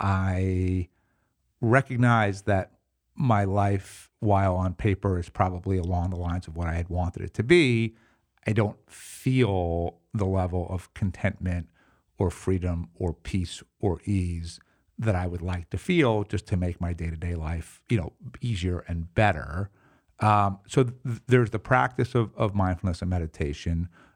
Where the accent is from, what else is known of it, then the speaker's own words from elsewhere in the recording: New York City, New York, United States; especially as like a New Yorker, I think my preferred mode would be like, you know, maximum efficiency, you know, leave me alone.